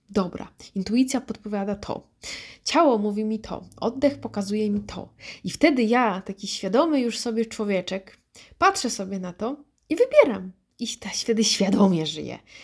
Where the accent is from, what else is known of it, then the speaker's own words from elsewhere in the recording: Wrocław, Lower Silesian Voivodeship, Poland; ja jestem z Wrocławia